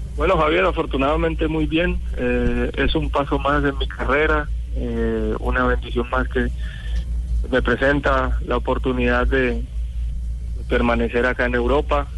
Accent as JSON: {"language": "Spanish", "country": "Colombia", "moved": "yes", "said": "somos colombianos"}